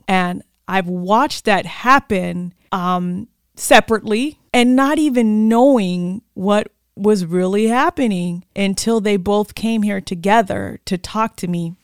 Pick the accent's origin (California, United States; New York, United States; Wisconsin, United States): California, United States; Oxnard; moved away as an adult; also born or lived in Sacramento; I'm back in my hometown of Oxnard, my community